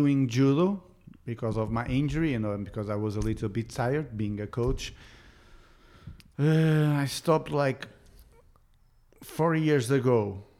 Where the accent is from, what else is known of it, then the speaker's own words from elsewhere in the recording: Montalegre, Norte, Portugal; also born or lived in Aveiro; I was born in Aveiro because my father was in the military. So I was in Aveiro for 2 years. After 2 years, my father went to the reserve. So we went back to Montalegre, and I stayed in Montalegre till I was 15 years old.